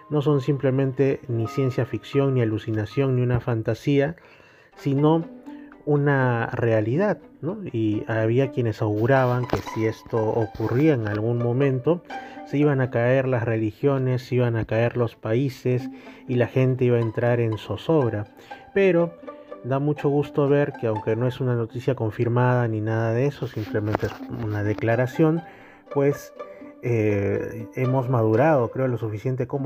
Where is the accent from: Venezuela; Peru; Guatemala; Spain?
Peru; nosotros hablamos que somos peruanos, que vivimos en Perú